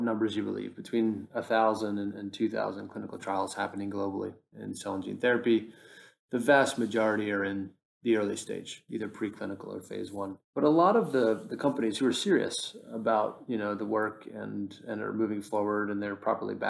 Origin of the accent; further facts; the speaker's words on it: United States; now in London, United Kingdom; as a American talking to you from London